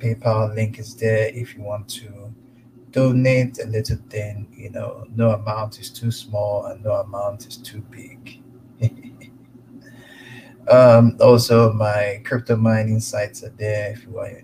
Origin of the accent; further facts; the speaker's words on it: Igbo, Igboland, Nigeria; now in United States; I'm from the Igbo tribe